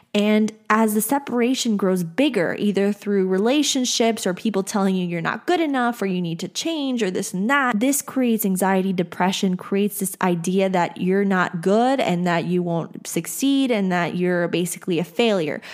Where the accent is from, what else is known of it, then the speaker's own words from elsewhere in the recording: Texas, United States; I grew up in Texas